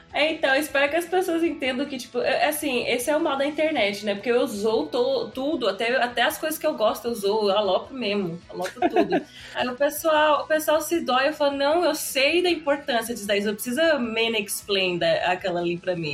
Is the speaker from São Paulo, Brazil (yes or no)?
yes; Osasco, São Paulo, Brazil; eu sou de Osasco